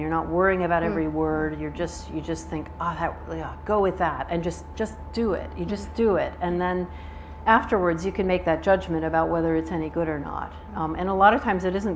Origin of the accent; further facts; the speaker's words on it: United States; accent: Southern; moved away as an adult; now in United Kingdom; I'm obviously American, you can hear, but I've lived here almost 30 years, and I have an American passport and a UK passport